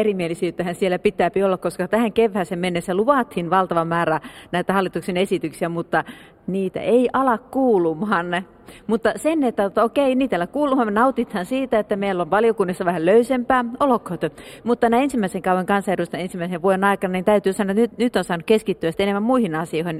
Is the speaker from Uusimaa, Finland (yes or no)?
no; Sodankylä, Lapland, Finland; now in Savukoski, Finland; Olen syntyisin Sodankylästä ja tosiaan asun nykyään Savukoskella